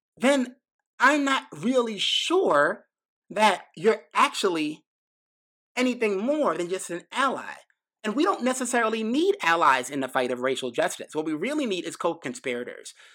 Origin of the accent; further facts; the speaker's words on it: New York City, New York, United States; I grew up in New York City, right? Grew up in Brooklyn, went to high school in the Bronx